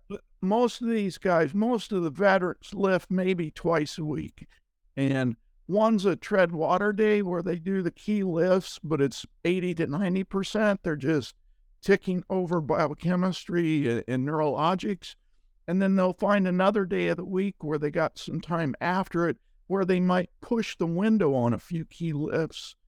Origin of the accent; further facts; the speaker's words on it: Ohio, United States; I grew up in Ohio